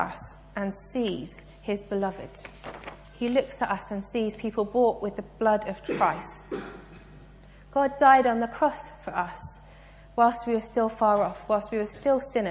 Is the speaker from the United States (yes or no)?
no; United Kingdom; I'm British and polite